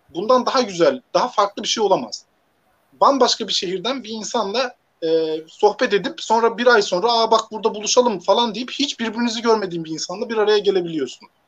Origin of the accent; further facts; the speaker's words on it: Hatay, Turkey; moved away as an adult; also born or lived in Siirt (ancestral) / Konya / Ankara / Elazığ; now in Manisa, Turkey; aslen, e, Siirtliyim. Doğma büyüme Hataylıyım.